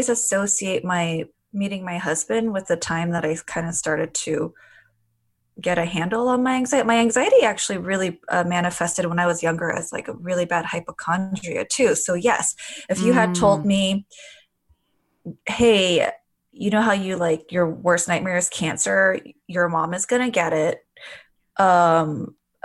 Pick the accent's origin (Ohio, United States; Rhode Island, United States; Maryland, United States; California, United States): California, United States; Glendale; I grew up in LA in a suburb in Glendale